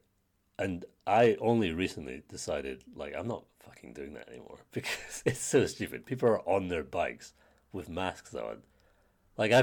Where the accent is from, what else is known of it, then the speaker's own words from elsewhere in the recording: United Kingdom; growing up in Britain